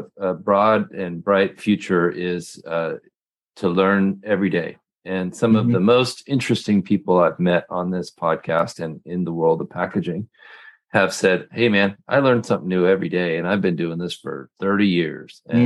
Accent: Portland, United States; I'm from Portland

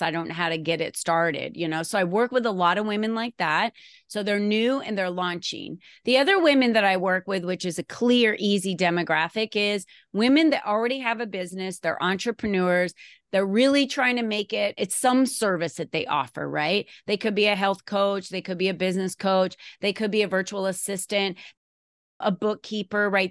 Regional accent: Arizona, United States; also born or lived in New Jersey; I grew up in New Jersey when I was a child, and then my family moved me to Arizona in nineteen seventy-six, and then I finished going to school, and Arizona became my home

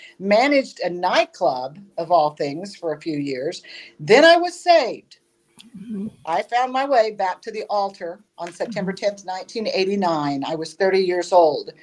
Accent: Jefferson City, Missouri, United States; now in Mokane, United States; We grew up in Trinity Lutheran there in Jefferson City, okay, mm-hmm. is where I grew up and went to church

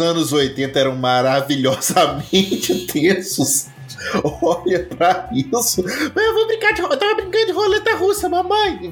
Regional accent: Minas Gerais, Brazil; eu sou mineiro

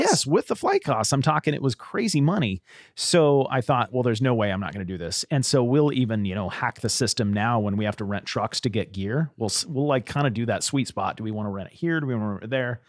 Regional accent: Southern California, United States; moved away as an adult; also born or lived in San Diego / Austin, Texas; I grew up in Southern California, and my wife and I lived in San Diego until mid-twenties

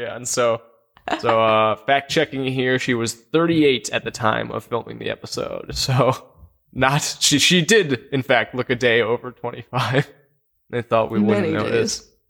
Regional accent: Kansas, United States; We're native Kansans.

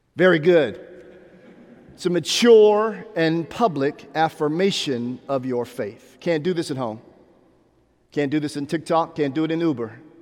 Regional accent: Pittsburgh, Pennsylvania, United States; now in Atlanta, United States; growing up in Pittsburgh, Pennsylvania

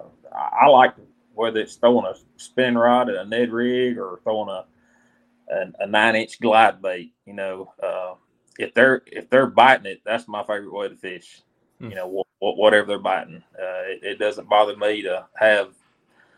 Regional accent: Alabama, United States; I'm from Alabama

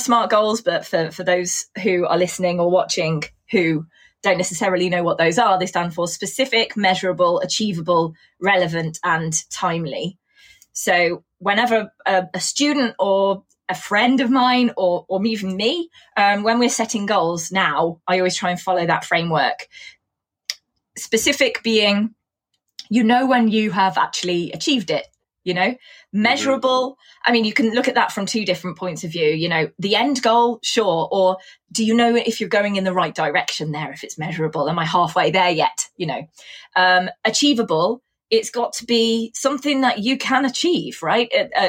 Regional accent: Coventry, West Midlands, United Kingdom; accent: Coventry; when I grew up in Coventry, I had a really thick Coventry accent, and it's quite easy to tease people with that accent.

